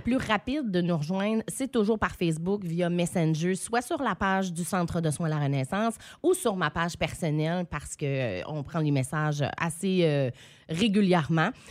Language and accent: French; Saint-Quentin, New Brunswick, Canada; revenir dans ma région, dans ma ville natale